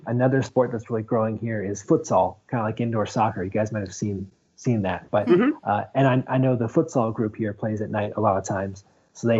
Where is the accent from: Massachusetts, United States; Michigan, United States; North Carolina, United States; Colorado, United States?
North Carolina, United States; also born or lived in Burlington, Ontario, Canada; now in Columbus, United States; I actually was born outside of Toronto, Ontario, in Burlington, Ontario. So I'm sort of a transplant. I grew up in North Carolina.